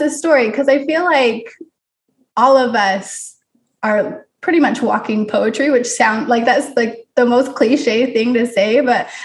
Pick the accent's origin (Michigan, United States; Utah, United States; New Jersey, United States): Utah, United States; moved away as an adult; also born or lived in California; now in Missouri, United States; I grew up in Utah